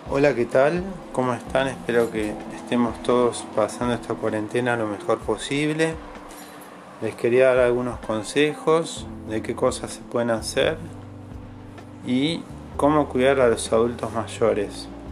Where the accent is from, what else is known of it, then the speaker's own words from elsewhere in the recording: Argentina; Yo soy de Argentina